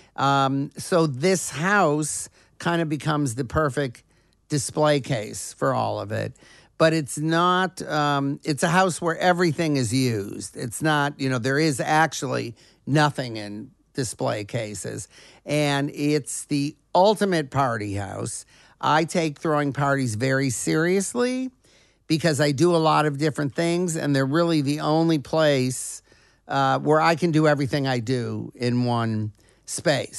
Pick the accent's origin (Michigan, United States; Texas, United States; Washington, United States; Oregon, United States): Michigan, United States; Detroit; moved away; also born or lived in Los Angeles; growing up in Detroit, at the time when Motown was coming up